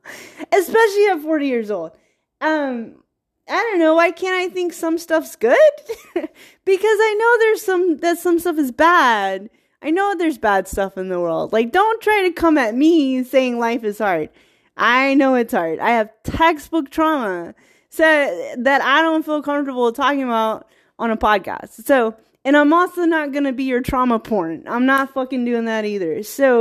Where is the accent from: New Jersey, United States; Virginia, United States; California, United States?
Virginia, United States; And then I grew up around Black culture. I grew up in small town Virginia where it's like 48% African American and like the rest, white people.